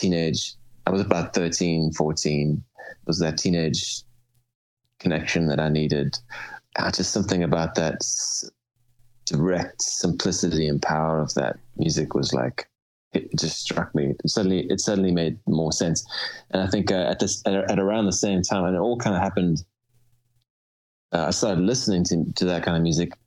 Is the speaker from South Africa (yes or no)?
yes; Cape Town, Western Cape, South Africa; moved away; I grew up in Cape Town